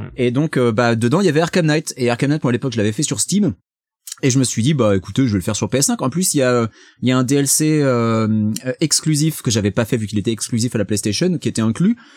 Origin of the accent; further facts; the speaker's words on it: France; now in United States; je suis français